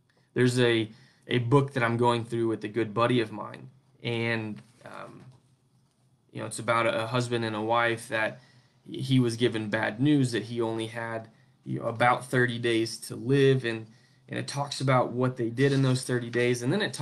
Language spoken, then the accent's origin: English; United States; where I grew up in the United States, where we have this freedom of religion